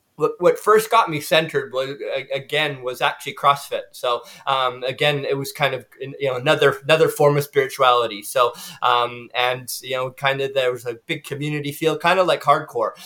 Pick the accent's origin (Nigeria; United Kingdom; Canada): Canada; also born or lived in United States; now in New Zealand; I'm from Canada, as John said, um, but I lived in the U.S. for you know for you know 15, 16 years